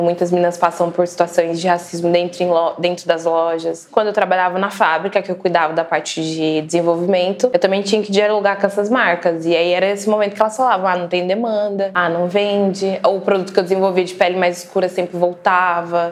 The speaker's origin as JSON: {"language": "Portuguese", "town": "Araraquara", "region": "São Paulo", "country": "Brazil", "tie": "born or raised there", "said": "Eu sou de Araraquara, minha mãe me teve com 20 anos"}